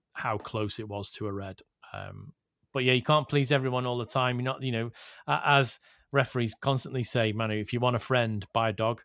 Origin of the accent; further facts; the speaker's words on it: Liverpool, North West England, United Kingdom; I am born and bred in Liverpool.